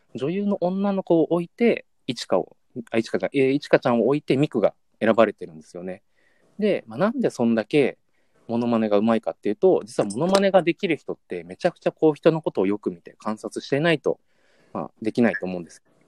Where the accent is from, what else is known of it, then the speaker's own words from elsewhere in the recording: Yamanashi, Japan; 僕も山梨県出身なんですけども